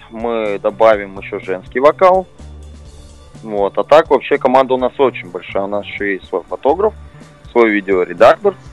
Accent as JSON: {"language": "Russian", "town": "Petrozavodsk", "region": "Republic of Karelia", "country": "Russia", "said": "Да, мы из Петрозаводска, мы очень-очень хотим к вам приехать, выступить"}